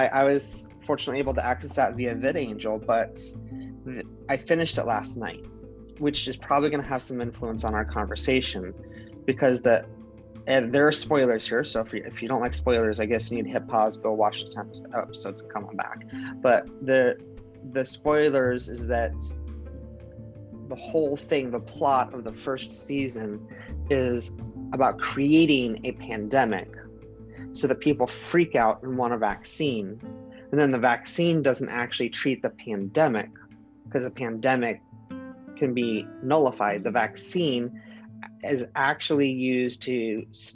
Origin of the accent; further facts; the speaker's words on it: Central Oregon, United States; I grew up in Central Oregon.